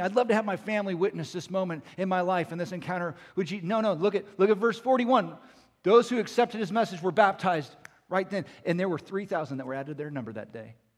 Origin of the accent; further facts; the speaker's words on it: Southern California, United States; I, I grew up in Southern California. I grew up on the coastline.